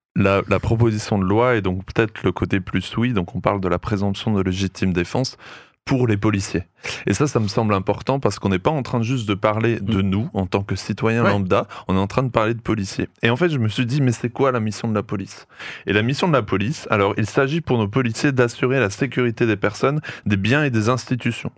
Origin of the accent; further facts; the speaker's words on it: France; chez nous en France